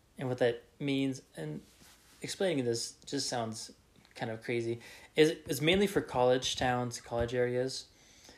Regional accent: Reno, Nevada, United States; growing up in Reno, Nevada, different kind of culture

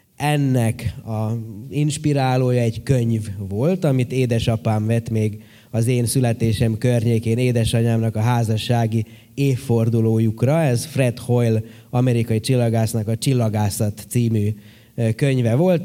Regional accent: Horgoš, Vojvodina, Serbia; én horgoson nőttem föl

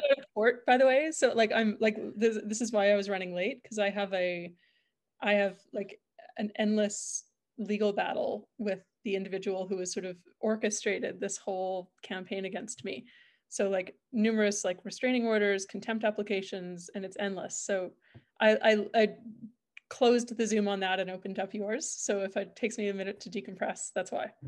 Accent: Calgary, Alberta, Canada; I'm originally from Calgary, grew up here

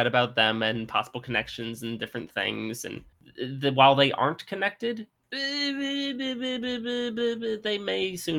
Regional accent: Modesto, California, United States; he's from one of the towns that counts as my hometown.

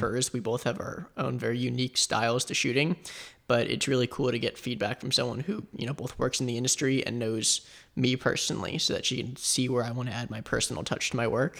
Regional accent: Boca Raton, Florida, United States; also born or lived in Asheville, North Carolina; I was born and raised, uh, here in South Florida in Boca

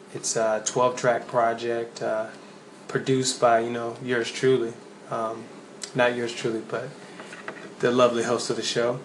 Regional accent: Nashville, Tennessee, United States; moved away as an adult; now in North Carolina, United States; I'm originally from Antioch, Tennessee. You know, 615 is, is my heart

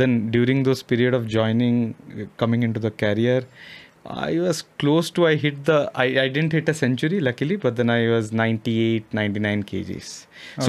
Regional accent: Odisha, India; moved away; it's a small place in Odisha

